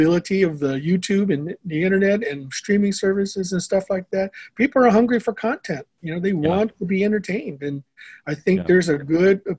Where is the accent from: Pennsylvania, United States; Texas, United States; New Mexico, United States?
Texas, United States; San Antonio; moved away as an adult; now in Garland, United States; I'm originally a San Antonio guy. I only moved up here just the last 20 years. But for the better part of my life, I was in San Antonio.